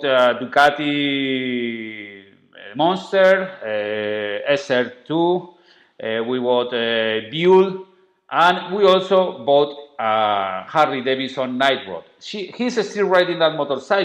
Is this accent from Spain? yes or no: yes; Spain; accent: very Spanish strong accent; English is a second language; But my accent, I know it's terrible. It's a very Spanish strong accent